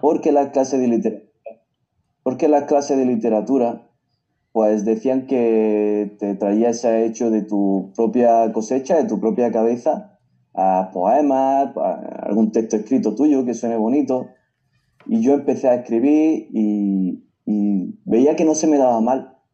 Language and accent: Spanish; Granada, Andalusia, Spain; mi tierra